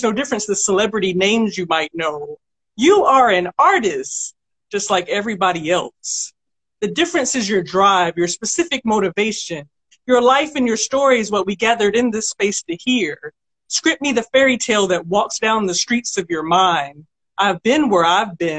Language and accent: English; Augusta, Georgia, United States; also born or lived in Martinez, Georgia / Grovetown, Georgia; now in Atlanta, United States; I was born and raised in Augusta